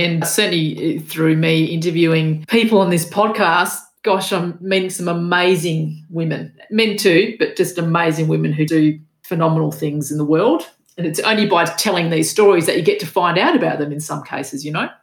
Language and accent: English; Australia; my father was Macedonian and my mother was Macedonian, but I was born in Australia and it was all Australian at school